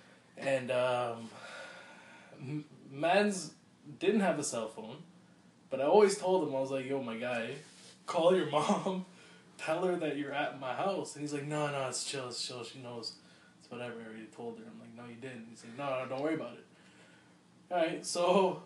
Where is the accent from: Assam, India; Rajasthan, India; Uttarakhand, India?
Assam, India; I'm from Assam, from India.